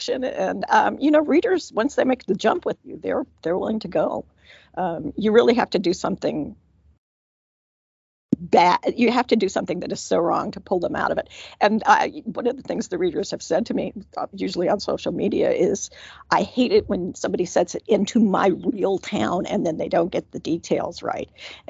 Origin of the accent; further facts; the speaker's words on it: California, United States; moved away; I'm originally from California